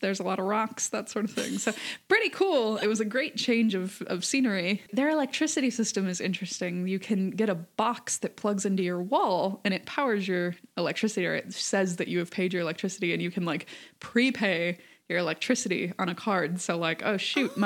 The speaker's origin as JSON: {"language": "English", "region": "Michigan", "country": "United States", "tie": "born or raised there", "also_born_or_lived": "Arizona", "moved": "as an adult", "lives_now": "Stockholm, Sweden", "said": "I grew up in Michigan, which is in the northern United States"}